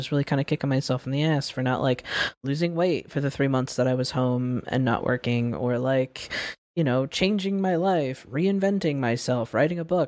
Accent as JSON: {"language": "English", "country": "United States", "tie": "born or raised there", "said": "I was born here. I'm American"}